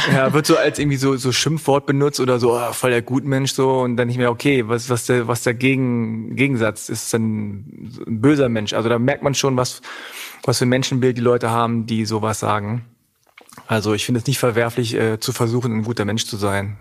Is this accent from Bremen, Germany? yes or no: no; Hanover, Lower Saxony, Germany; accent: Hochdeutsch; also born or lived in Göttingen; meine Eltern kommen aus Korea, aber ich bin in Deutschland geboren und aufgewachsen